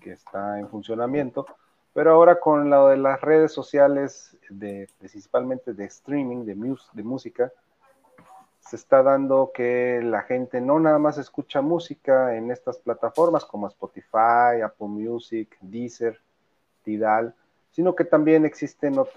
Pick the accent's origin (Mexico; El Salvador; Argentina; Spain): Mexico; Poza Rica, Veracruz; now in Coatepec, Mexico; bueno, yo, ya soy más de Coatepec.